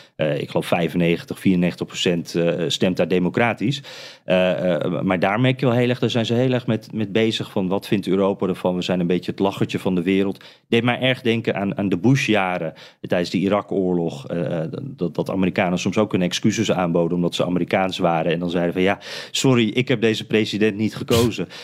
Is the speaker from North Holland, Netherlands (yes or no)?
no; Friesland, Netherlands; moved away as an adult; now in United States; Ik kom uit Friesland